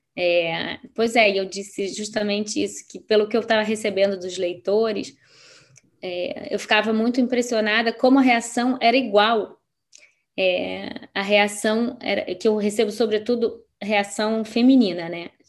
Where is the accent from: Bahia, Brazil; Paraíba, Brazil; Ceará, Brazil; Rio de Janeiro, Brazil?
Rio de Janeiro, Brazil; moved away as an adult; eu, eu sou do Rio, serei sempre do Rio, mas quando você não mora mais, eu já não moro aqui há nove anos